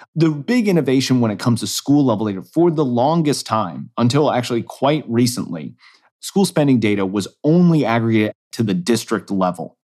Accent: Kansas City, Missouri, United States; moved away; my home state School Boards Association, the state of Missouri, where I'm, I'm, originally from Kansas City

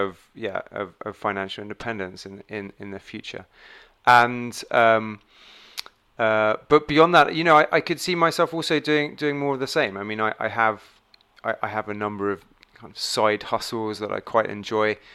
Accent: England, United Kingdom; moved away as an adult; now in Dubai, United Arab Emirates; I'm English.

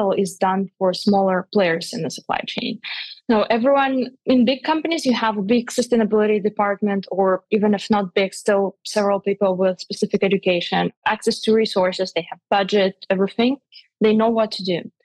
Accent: Russia; moved away; also born or lived in Switzerland; I'm originally from Russia

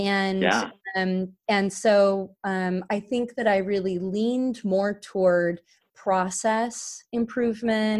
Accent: Carlsbad, California, United States; I grew up actually in the Carlsbad and Oceanside, California area in unincorporated San Diego County, California.

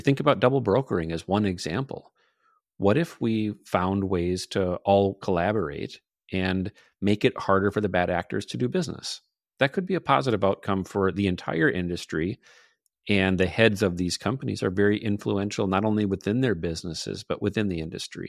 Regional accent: northern Minnesota, United States; accent: Midwestern; also born or lived in Superior, Wisconsin; I'm from a small town in northern Minnesota. If you detected a, a little bit of an accent, I can't deny it. It's there. I'm Midwestern through and through

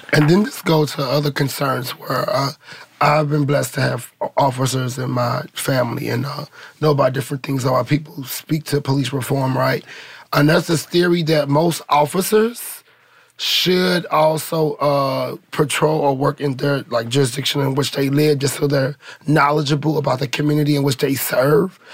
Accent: St. Louis, Missouri, United States; now in Los Angeles, United States; I come from St. Louis. You know, I come from the Ferguson era

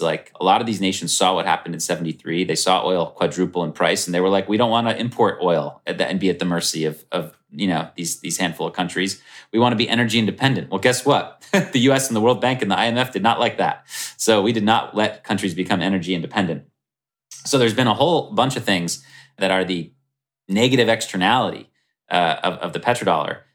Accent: United States; speaking as American

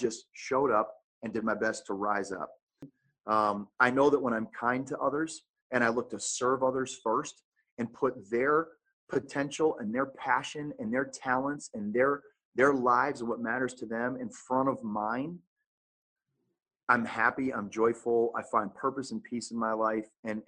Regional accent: New England, United States; now in Phoenix, United States; I tell my wife, we're from New England, all of our family.

